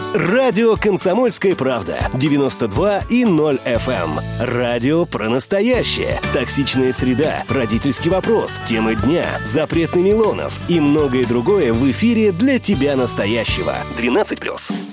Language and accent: Russian; Saint Petersburg, Russia; мы, как истинные петербуржцы, которые тут родились и не в первом поколении